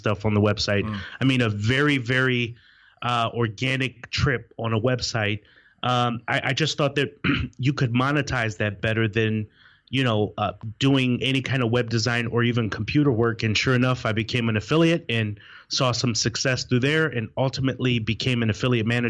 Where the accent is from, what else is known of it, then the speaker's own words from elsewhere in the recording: Wisconsin, United States; moved away as an adult; now in Raleigh, United States; It's where I was born and raised in Wisconsin